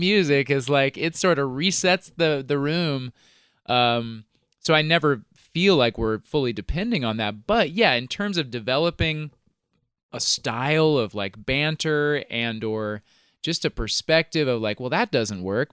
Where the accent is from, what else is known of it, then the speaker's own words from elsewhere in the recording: Kansas, United States; moved away; also born or lived in Virginia; I grew up in Kansas.